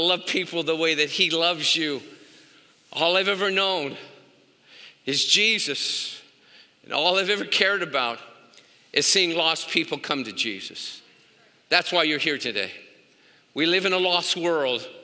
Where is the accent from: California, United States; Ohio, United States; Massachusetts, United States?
California, United States; Los Angeles; I am from Pacoima